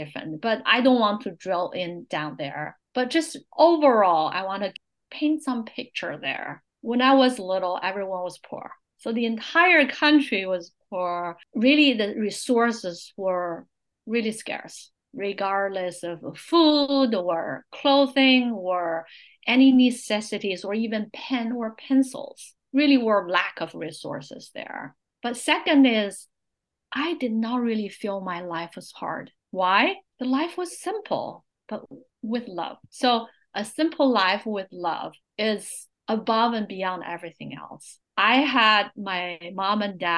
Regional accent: China; born or raised there; English is a second language; moved away as an adult; also born or lived in Buffalo, New York, United States; now in Silicon Valley, United States

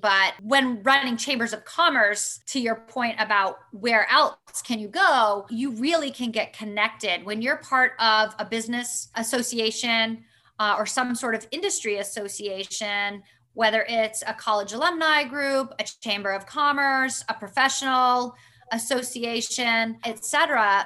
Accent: Vermont, United States; moved away as an adult; also born or lived in Florida; growing up in Vermont

